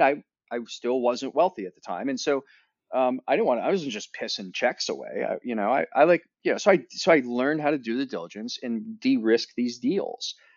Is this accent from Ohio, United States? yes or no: yes; Northern Ohio, United States; I grew up in Northern Ohio where there's two seasons